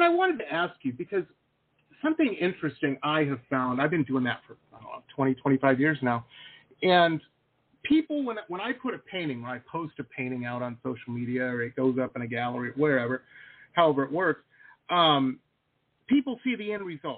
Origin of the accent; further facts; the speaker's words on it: Detroit, Michigan, United States; moved away as an adult; also born or lived in Boston / San Diego; I grew up in Metro Detroit